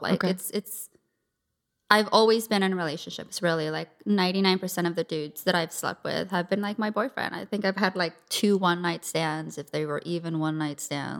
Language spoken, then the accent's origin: English; San Diego, California, United States; I grew up in San Diego. Okay. Born and raised.